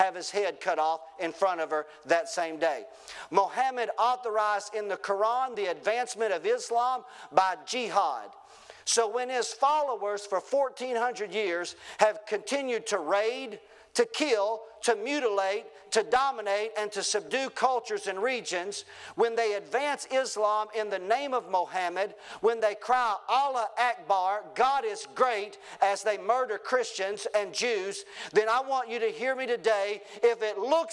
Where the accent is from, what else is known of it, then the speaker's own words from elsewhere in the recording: Wilburn, Arkansas, United States; also born or lived in Shirley, Arkansas; born and raised in Wilburn and pastored up in Shirley